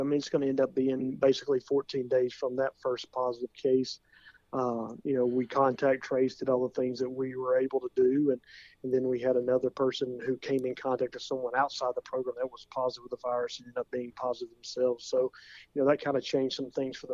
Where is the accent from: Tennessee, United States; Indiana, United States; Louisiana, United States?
Tennessee, United States; Williamson County; growing up in Williamson County